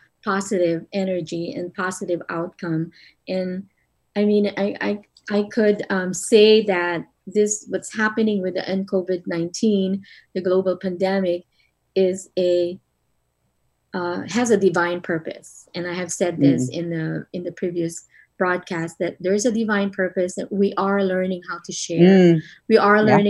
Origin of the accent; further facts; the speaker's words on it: Philippines; moved away; growing up in the Philippines